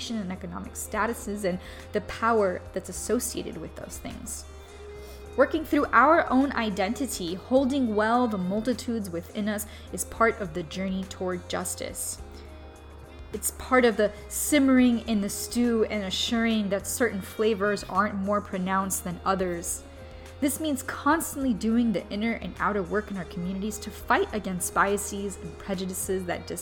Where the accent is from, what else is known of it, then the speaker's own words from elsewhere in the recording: Miami, Florida, United States; moved away; also born or lived in Louisiana / Los Angeles; growing up in Miami